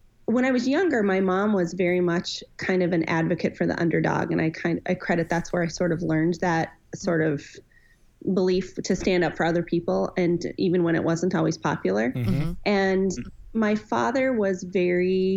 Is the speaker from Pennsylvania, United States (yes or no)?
no; Montana, United States; moved away as an adult; also born or lived in Southern California; now in Minnesota, United States; we lived in California until I was 4, and then we moved to Montana, and that's where I lived all through high school. And then I moved out west to Minnesota and have been here ever since.